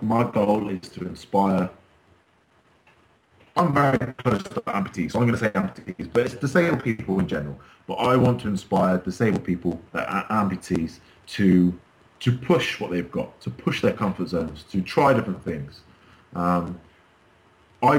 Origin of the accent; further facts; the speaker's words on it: Wells, Somerset, South West England, United Kingdom; now in Bournemouth, United Kingdom; I live in Bournemouth now. I've managed to move away. Originally, I'm from Wales in Somerset